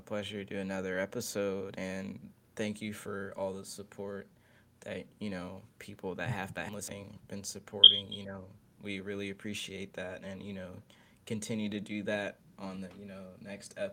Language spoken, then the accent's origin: English; Maryland, United States; also born or lived in Philadelphia; I'm from Maryland